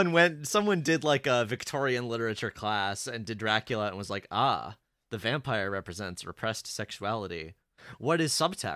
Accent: Canada; As a Canadian

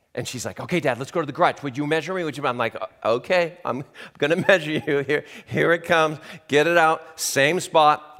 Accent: Southern California, United States; moved away; I'm from Southern California

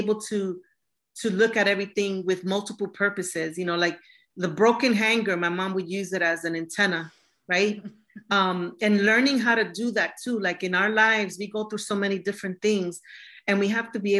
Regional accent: New York City, New York, United States; growing up in New York City and as a Boricua

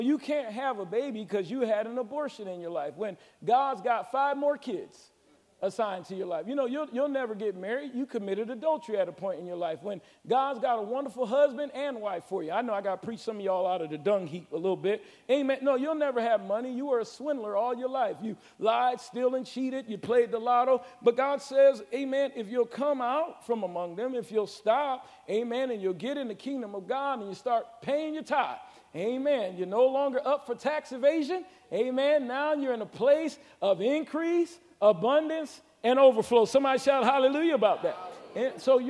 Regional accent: Middletown, Connecticut, United States; now in Charlotte, United States; I'm from Middletown, Connecticut

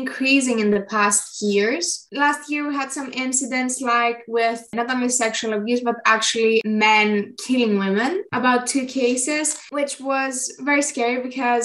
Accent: Athens, Attica, Greece; I am 16 years old and I am from Athens, Greece.

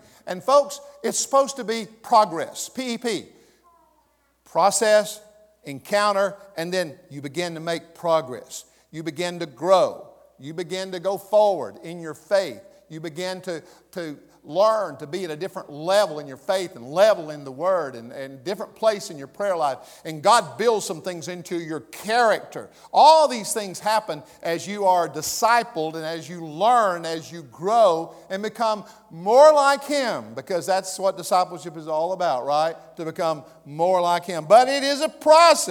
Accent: the South, United States; accent: Southern; moved away; I moved back to the South here for a long time, I found that I could just slide right back into that and be Southern

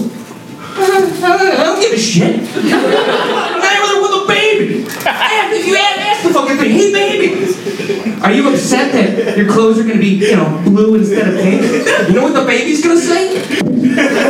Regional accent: Chicago, Illinois, United States

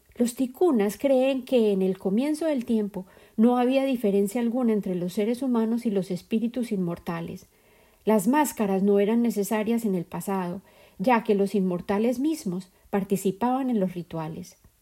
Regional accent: Colombia; la sociedad dentro de la cual crecí en Colombia

